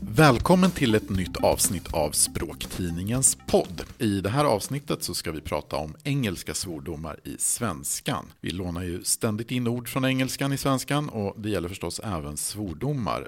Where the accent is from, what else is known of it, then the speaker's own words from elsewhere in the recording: Sweden; jag då som svensk